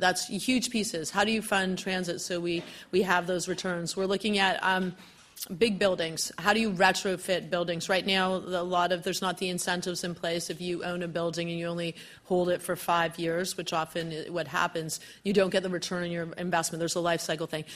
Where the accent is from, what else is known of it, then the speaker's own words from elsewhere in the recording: Vancouver, British Columbia, Canada; moved away as an adult; I'm originally from Vancouver, but I came here to do my Master's